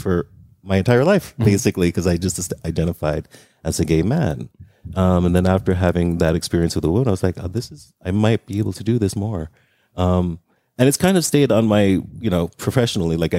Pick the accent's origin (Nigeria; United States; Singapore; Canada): United States; New York; now in Las Vegas, United States; New York, which is where I'm from.